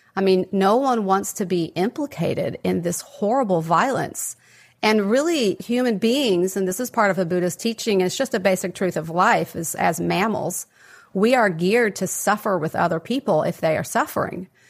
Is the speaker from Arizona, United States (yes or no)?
no; West Texas, United States; I grew up in West Texas, um, kind of a mid-sized city, very conservative environment